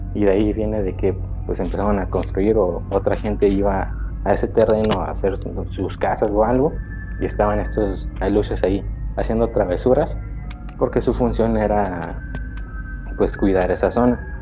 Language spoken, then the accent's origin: Spanish; Yucatán, Mexico; yo soy de, de Yucatán. Soy yucateco.